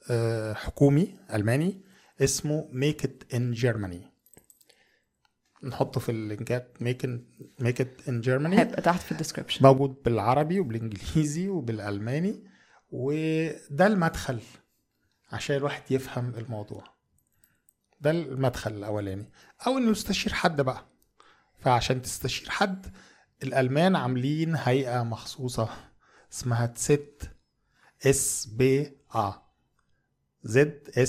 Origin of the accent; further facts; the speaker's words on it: Egypt; moved away as an adult; now in Germany; احنا عندنا في مصر